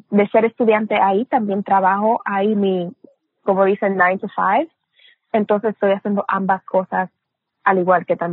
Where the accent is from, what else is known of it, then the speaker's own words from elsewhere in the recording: Dominican Republic; also born or lived in Puerto Rico / Brooklyn, New York; nací en Nueva York, en Brooklyn, Nueva York, pero me crié entre República Dominicana y Puerto Rico. Mi mamá es puertorriqueña, mi papá es dominicano